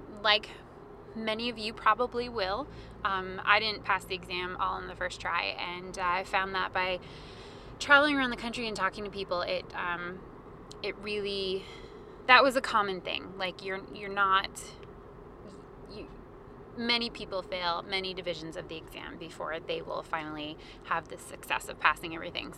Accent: Maine, United States; also born or lived in Vermont; I'm originally from Maine.

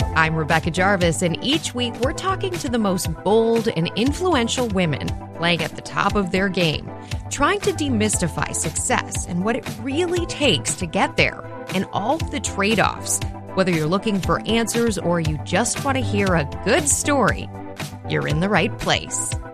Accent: Minneapolis, Minnesota, United States; when I was growing up in Minneapolis

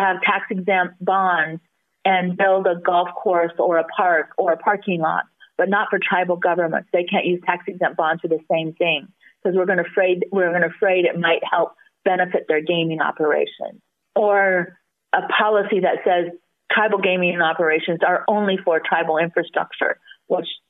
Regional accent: United States; as American citizens

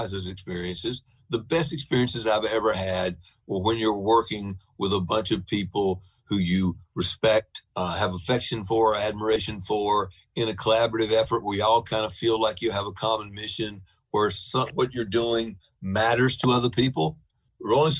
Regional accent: the South, United States; as a Southerner

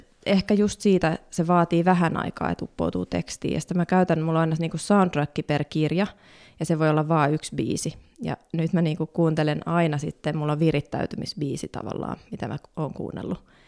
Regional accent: Helsinki, Uusimaa, Finland; mä oon kasvanut Pohjois-Haakassa

